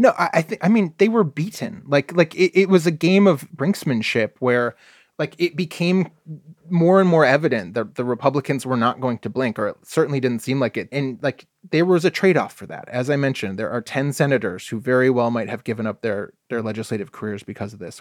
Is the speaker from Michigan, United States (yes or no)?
yes; Michigan, United States; now in Oregon, United States; I grew up in Michigan.